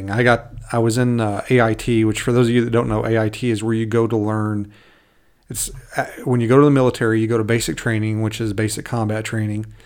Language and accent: English; Kentucky, United States; accent: Southern; moved away as an adult; now in Alaska, United States; I was born uh, in Kentucky and was raised there, you might notice every now and then a little bit, a little bit an accent come out. I might, uh, I might slow, throw some Southern slang at you